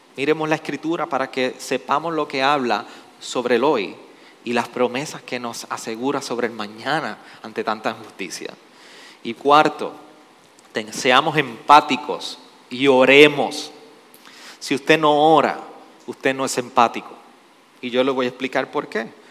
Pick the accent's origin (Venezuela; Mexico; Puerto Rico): Puerto Rico; nosotros respondemos como puertorriqueños